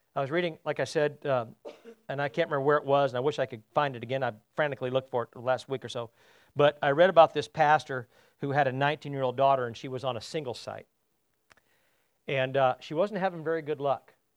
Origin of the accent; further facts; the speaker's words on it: United States; I'm an American and not a Brit